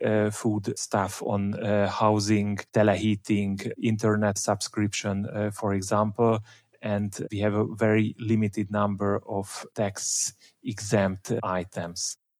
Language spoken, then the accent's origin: English; Budapest, Hungary; I grew up in Budapest